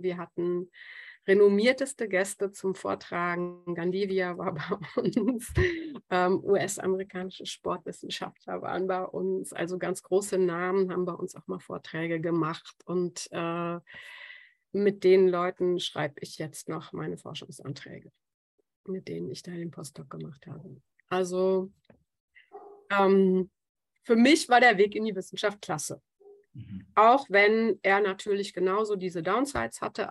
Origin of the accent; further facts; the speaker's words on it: Germany; also born or lived in Australia; als Deutsche